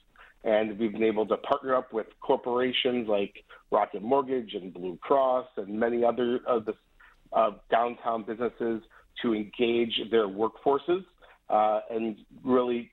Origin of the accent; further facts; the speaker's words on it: Detroit, Michigan, United States; also born or lived in Chicago; I grew up in Metro Detroit